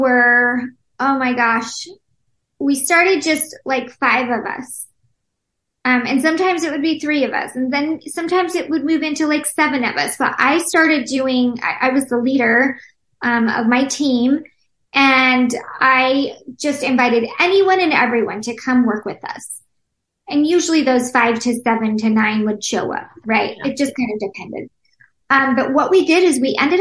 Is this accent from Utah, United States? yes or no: yes; Utah, United States; moved away as an adult; Now, I have lived outside of Utah for the last like 12 years. I grew up there.